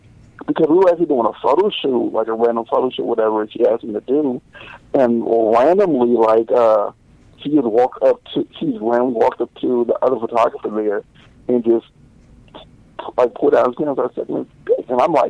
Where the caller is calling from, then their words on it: Los Angeles, California, United States; I'm actually in L.A. right now.